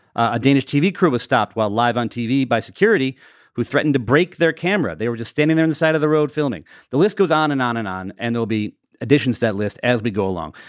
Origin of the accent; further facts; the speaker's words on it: United States; now in England, United Kingdom; I'm the American in England.